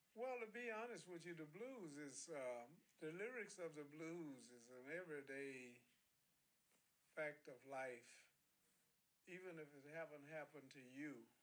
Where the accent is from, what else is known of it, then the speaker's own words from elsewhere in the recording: Louisiana, United States; I'm from Louisiana